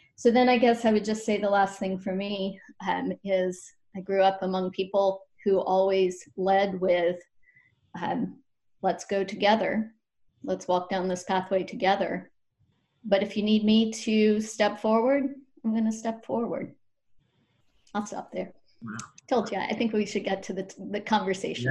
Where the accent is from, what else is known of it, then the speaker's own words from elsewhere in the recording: Appalachia, Western North Carolina, United States; I'm from Appalachia over in Western North Carolina